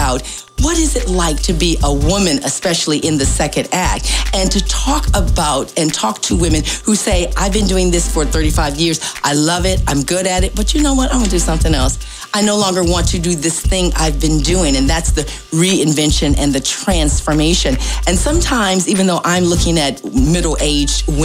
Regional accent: Ohio, United States; moved away as an adult; now in Hampton Roads, United States; I was born and raised in Ohio and stayed in Ohio until I was about 35 or so and moved here

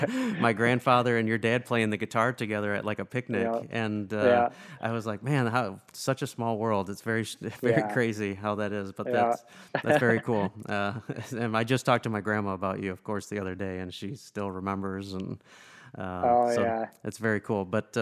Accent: Rockford, Illinois, United States; know that I'm from Rockford, but if you've never seen this, so both Lou and I are from Rockford. I'm still living in Rockford, Illinois

